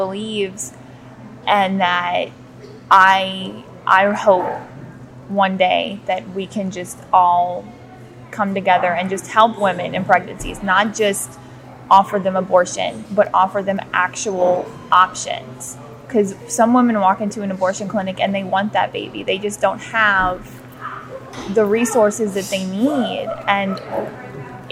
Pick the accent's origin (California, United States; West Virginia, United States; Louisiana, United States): Louisiana, United States; Bush; I am from Bush, Louisiana.